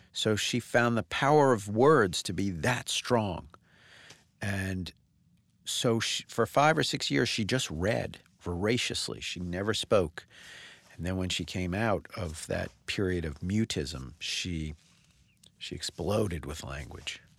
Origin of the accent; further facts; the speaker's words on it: Northeast, United States; I grew up in the Northeast